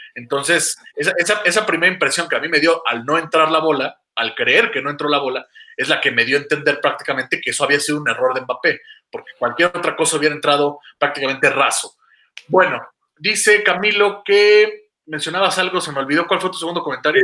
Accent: Mexico; soy mexicano

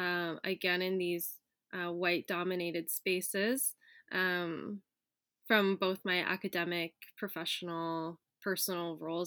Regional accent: Philippines; one story that I shared as a Filipina growing up in a white dominated space in elementary school

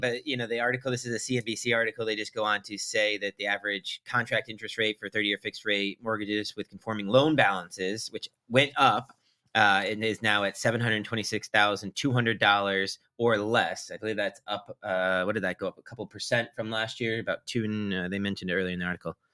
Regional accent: Old Saybrook, Connecticut, United States; Old Saybrook, my hometown, Byron's now hometown, uh, the town that I grew up

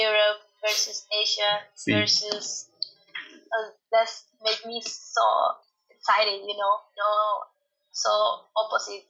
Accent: Mexico; English is a second language; I'm from Mexico

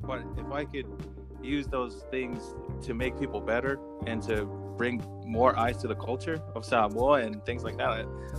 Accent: Orlando, Florida, United States; I'm from Orlando, Florida, and I dance for Walt Disney World.

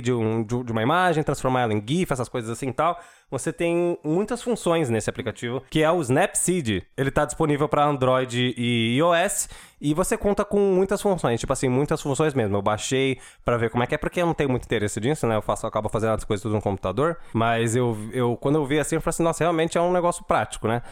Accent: São Paulo, Brazil; eu sou da Zona Leste

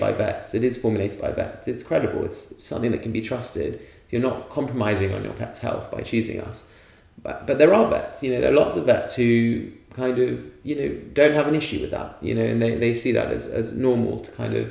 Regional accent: London, United Kingdom; I grew up in a city. I grew up in London.

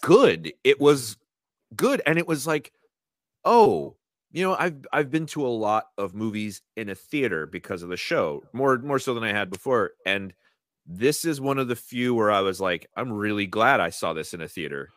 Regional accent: United States; as an American

